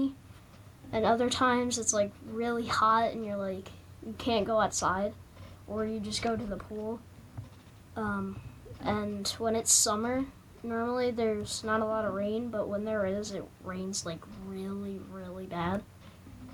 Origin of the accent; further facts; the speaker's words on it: Poconos, Pennsylvania, United States; also born or lived in Nazareth, Pennsylvania; I was living in the Poconos